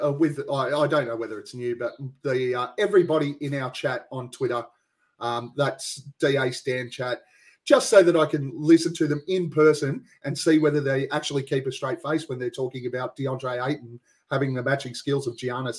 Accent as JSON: {"language": "English", "country": "Australia"}